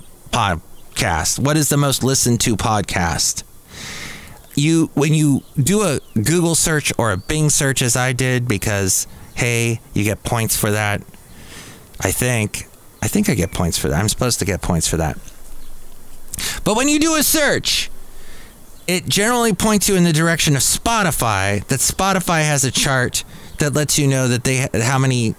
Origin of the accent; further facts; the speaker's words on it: Los Angeles, California, United States; I grew up in the San Fernando Valley